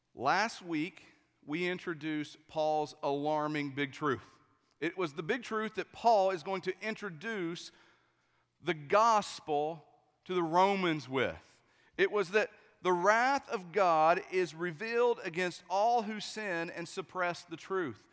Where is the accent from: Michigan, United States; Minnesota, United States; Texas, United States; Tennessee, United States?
Tennessee, United States; East; I'm from East Tennessee, too